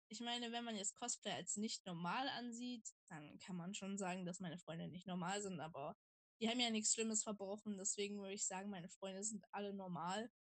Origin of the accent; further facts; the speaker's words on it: Saxony-Anhalt, Germany; ich komme aus Sachsen-Anhalt